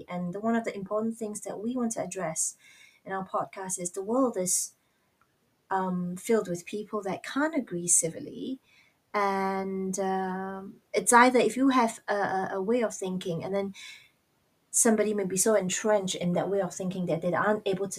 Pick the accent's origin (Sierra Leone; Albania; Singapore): Singapore; moved away as an adult; also born or lived in Australia / United States; now in England, United Kingdom; my ethnicity is Chinese, and I am actually from Singapore